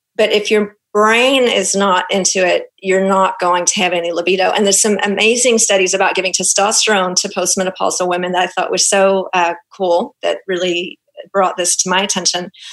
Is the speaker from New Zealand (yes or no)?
yes; Auckland, New Zealand; accent: Kiwi; now in Houston, United States; my Kiwi accent is going to come out because I'm actually a Kiwi. I was uh, born and raised in Auckland